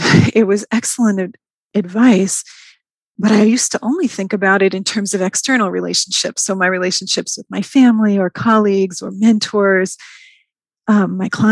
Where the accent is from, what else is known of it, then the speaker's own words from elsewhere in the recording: New York, United States; moved away as an adult; now in Atlanta, United States; I moved from New York. That's where I had grown up